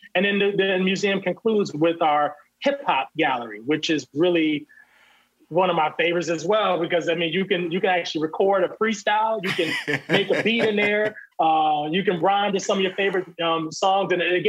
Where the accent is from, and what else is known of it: Virginia, United States